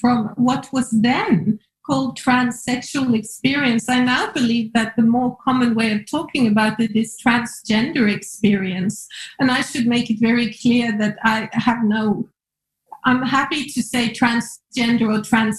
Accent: Norway; Me growing up in Norway

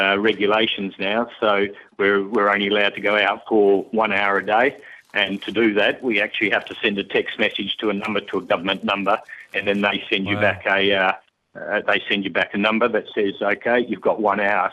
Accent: Dunsborough, Western Australia, Australia; moved away as an adult; now in Azerbaijan; I'm 3 hours south of Perth in Western Australia, Macca, in a place called Dunsborough, sort of one of the prettier places of our country

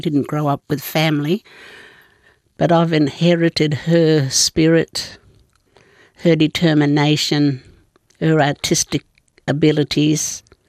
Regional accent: Shark Bay to Kalbarri, Western Australia, Australia; we were forced to speak English. My father's language is Nunda. We're from, our country goes from Shark Bay down to Kalbarri. For mother is Agu, because I'm part of the stolen generation. I didn't grow up with family

